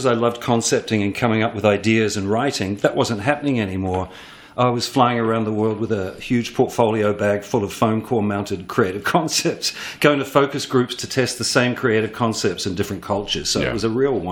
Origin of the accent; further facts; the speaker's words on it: New Zealand; moved away as an adult; also born or lived in Sydney, Australia; now in New York City, United States; I'm a New Zealander. I'm from a farm town, unlikely as that seems.